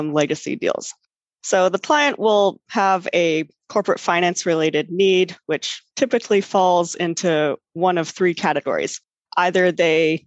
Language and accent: English; Vancouver, British Columbia, Canada; moved away as an adult; also born or lived in Toronto, Canada / Switzerland; now in New York, United States; I'm actually from Vancouver on the west coast of Canada.